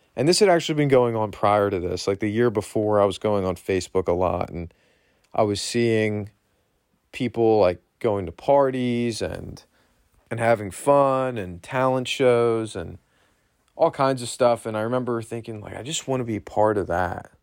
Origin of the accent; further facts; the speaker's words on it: Berks County, Pennsylvania, United States; I was born and raised here in Berks County, Pennsylvania